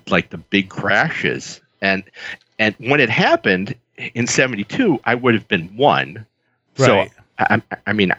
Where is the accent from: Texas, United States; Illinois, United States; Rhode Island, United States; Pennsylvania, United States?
Illinois, United States; Chicago; I grew up, I was born in Chicago. I grew up on the South Side, real blue-collar family.